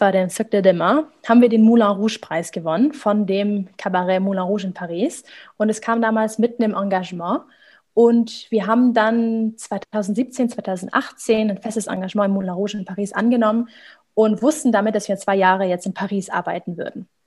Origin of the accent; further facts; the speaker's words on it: Ulm, Baden-Württemberg, Germany; in Ulm, also ich komme aus dem Süden von Deutschland, das ist eine kleine Stadt